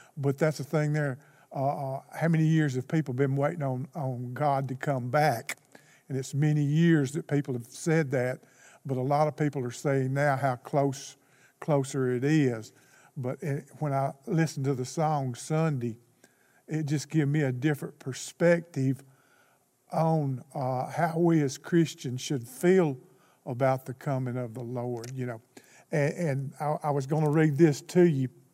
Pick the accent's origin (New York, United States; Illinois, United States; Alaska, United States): Alaska, United States; I'm from Alaska